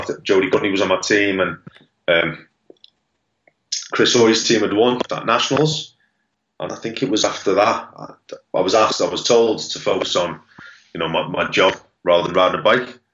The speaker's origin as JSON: {"language": "English", "town": "Liverpool", "region": "North West England", "country": "United Kingdom", "said": "I'm from Liverpool."}